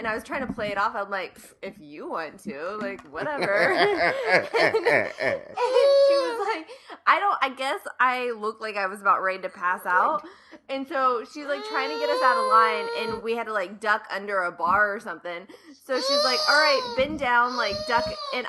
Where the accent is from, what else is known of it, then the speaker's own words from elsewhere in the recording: Ohio, United States; I mean, growing up in Ohio, like, you go to Cedar Point and whatever all those other ones are every year.